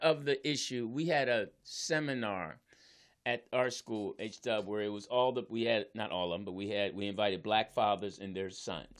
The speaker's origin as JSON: {"language": "English", "town": "Philadelphia", "region": "Pennsylvania", "country": "United States", "said": "I'm from Philly"}